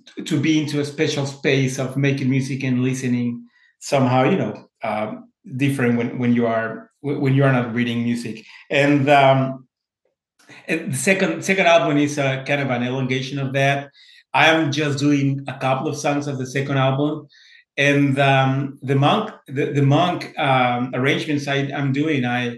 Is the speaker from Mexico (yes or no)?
yes; Mexico; moved away; I was coming, I came from Mexico some few years ago.